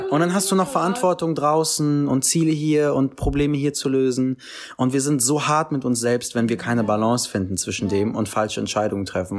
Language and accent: German; Berlin, Germany; ich bin in Kreuzberg aufgewachsen